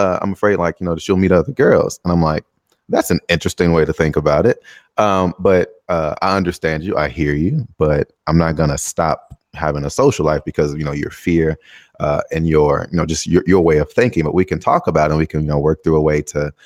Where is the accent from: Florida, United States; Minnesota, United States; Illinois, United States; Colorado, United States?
Illinois, United States; Chicago; moved away as an adult; now in Taiwan; I'm from Chicago